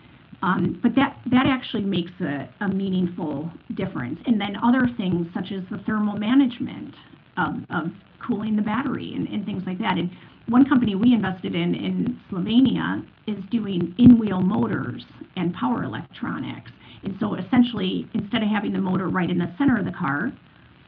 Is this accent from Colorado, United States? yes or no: no; Detroit, Michigan, United States; moved away as an adult; now in Europe; I come from Detroit, so I lived most of my life there before the last 13 years over in Europe.